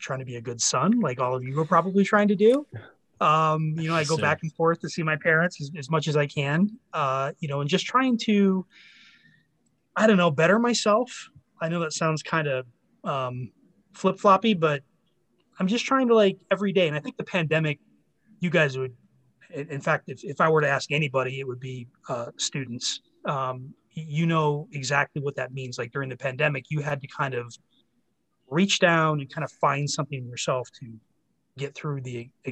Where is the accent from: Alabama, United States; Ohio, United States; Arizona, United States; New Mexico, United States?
Arizona, United States; Phoenix; work at the NFL team in my hometown of Phoenix